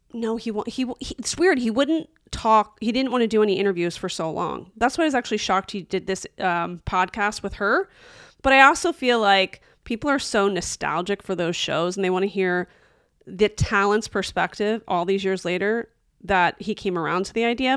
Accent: Philadelphia, Pennsylvania, United States; we're both from Philadelphia

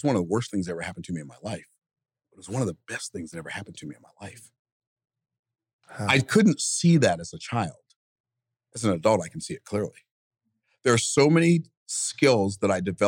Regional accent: Tampa, Florida, United States; I was born in Tampa, May 14th, 1961

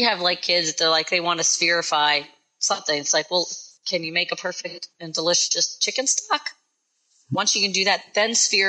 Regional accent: Philadelphia, Pennsylvania, United States; moved away; because I'm from Philadelphia.

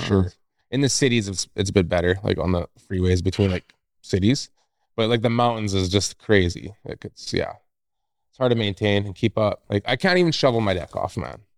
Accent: Northwest Territories, Canada; now in Revelstoke, Canada; I'm originally from Northwest Territories

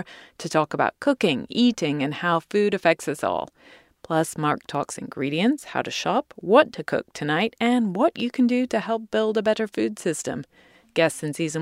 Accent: England, United Kingdom; my home country of England

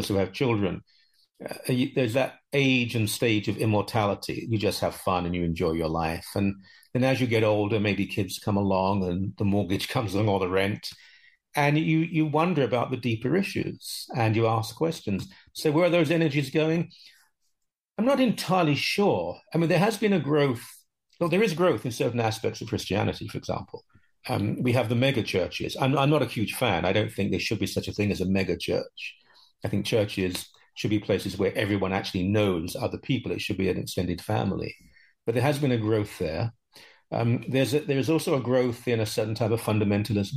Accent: United Kingdom; now in Canada; I'm 63, I grew up in Britain

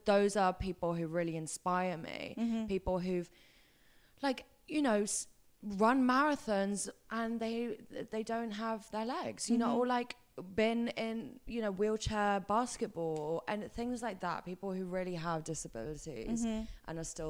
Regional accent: England, United Kingdom; I am an English princess who's had everything.

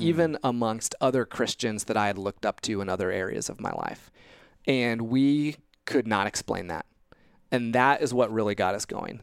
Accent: Indiana, United States; growing up in Indiana, uh, came to faith at a young age, age eleven at church camp, uh, in Indiana

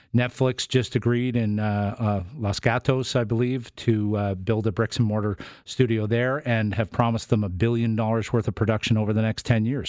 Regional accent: Canada; I fill out forms every time I work on a set that say I'm Canadian

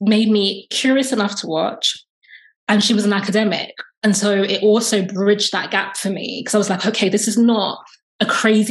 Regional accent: London, United Kingdom; I'm from London, UK. I'm Black British. My family are from Jamaica, so I'm Jamaican descent.

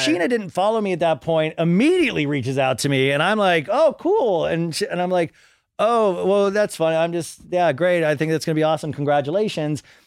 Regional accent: Kansas, United States; I grew up in Kansas

